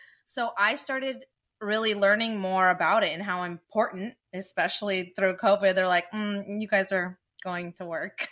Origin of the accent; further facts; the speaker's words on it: Dublin, California, United States; but I grew up in Dublin.